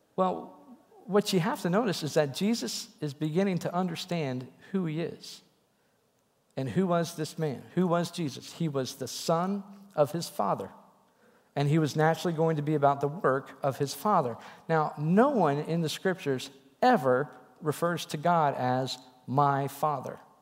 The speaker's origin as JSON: {"language": "English", "region": "Wisconsin", "country": "United States", "tie": "born or raised there", "said": "pastors in my little church where I grew up in Wisconsin"}